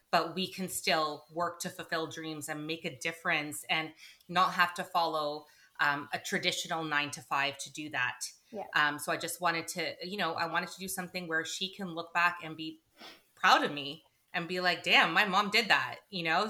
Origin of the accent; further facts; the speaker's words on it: Toronto, Ontario, Canada; moved away as an adult; also born or lived in United Kingdom; now in New Jersey, United States; we met in high school in our hometown of Toronto, Canada, and uh, so we're both Canadian.